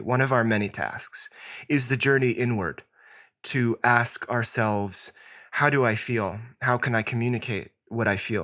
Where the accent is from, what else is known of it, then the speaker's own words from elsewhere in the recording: Southwest Virginia, United States; I grew up in Southwest Virginia